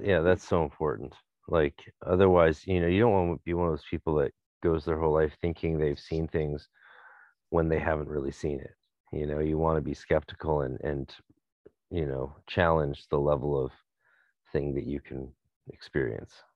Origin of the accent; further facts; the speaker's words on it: North Vancouver, British Columbia, Canada; I'm from North Vancouver